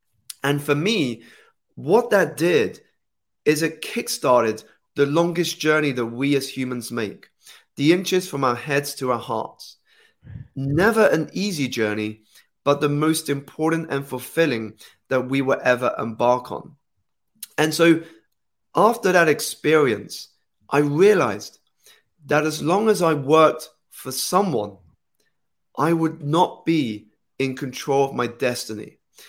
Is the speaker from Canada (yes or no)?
no; United Kingdom; So I was born here in the United Kingdom, about 2 hours outside of the city. My parents are Malaysian Chinese. So I was born into that culture, but grew up here in the United Kingdom, in which I learned English.